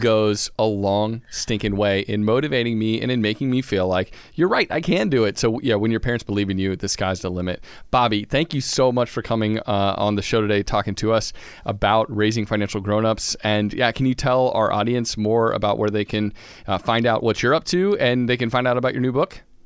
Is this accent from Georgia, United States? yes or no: yes; Georgia, United States; we're from Georgia